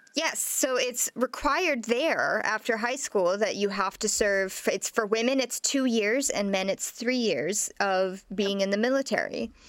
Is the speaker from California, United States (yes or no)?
no; Nebraska, United States; I'm from Nebraska. I was born in Nebraska, so being from Nebraska